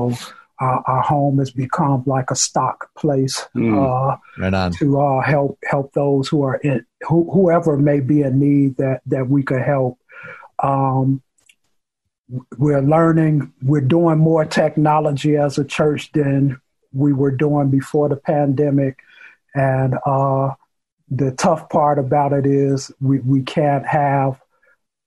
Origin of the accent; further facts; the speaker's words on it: Chicago, Illinois, United States; I'm born and raised in Chicago on the south side in the Roseland community